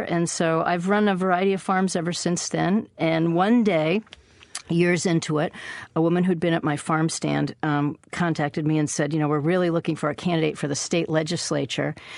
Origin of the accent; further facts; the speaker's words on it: Minnesota, United States; now in Maine, United States; I was born in Minnesota, and my grandparents were Scandinavian immigrants who had a dairy farm